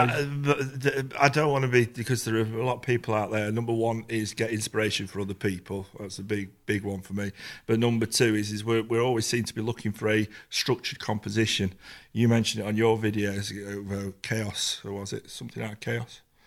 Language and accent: English; Manchester, North West England, United Kingdom; when I was a kid, I grew up in the Manchester scene and Hacienda and everything like